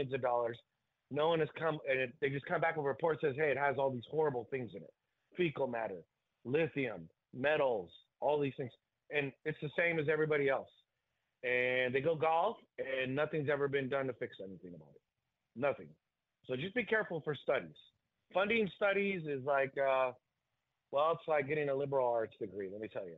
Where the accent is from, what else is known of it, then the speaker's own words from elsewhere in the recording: California, United States; my hometown in California